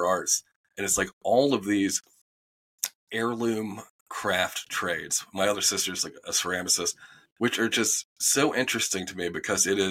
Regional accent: Winston-Salem, North Carolina, United States; moved away as an adult; also born or lived in Raleigh, North Carolina; I'm from Winston-Salem, North Carolina. So it's old Southern man.

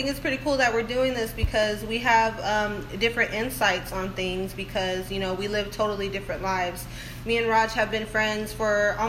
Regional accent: Phoenix, Arizona, United States; now in Austin, United States; I'm originally from Arizona. Phoenix, Arizona. And I moved here in 2009.

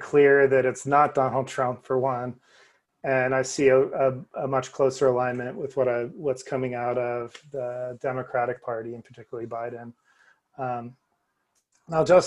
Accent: New Jersey, United States; I grew up in New Jersey

